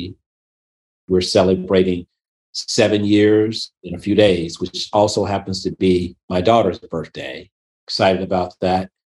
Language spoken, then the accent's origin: English; Memphis, Tennessee, United States; moved away; I was born and raised in Memphis, Tennessee